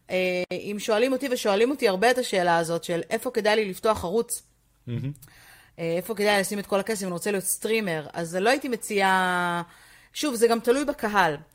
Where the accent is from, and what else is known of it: Israel